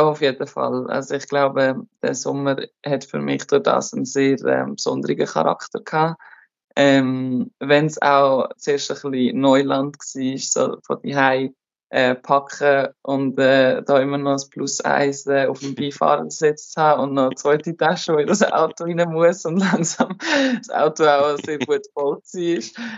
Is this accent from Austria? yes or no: no; Switzerland; moved away as an adult; also born or lived in Germany / France; now in Turkey; als Schweizerin